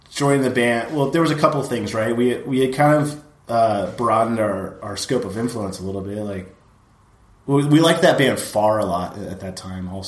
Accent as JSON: {"language": "English", "town": "Oxnard", "region": "California", "country": "United States", "tie": "born or raised there", "said": "the friend set that you have growing up in Oxnard, where you actually like grow up with these guys that end up becoming like really shady people."}